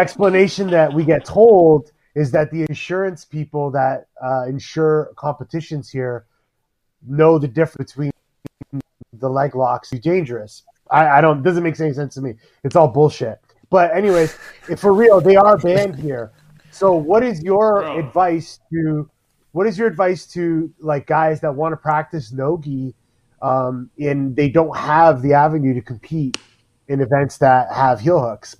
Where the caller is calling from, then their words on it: Ontario, Canada; I'm actually calling from Ontario, Canada.